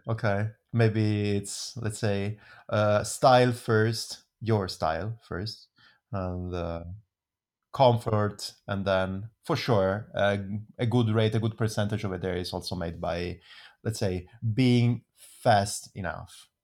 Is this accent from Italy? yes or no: yes; Italy; now in Switzerland; I'm coming from Italy.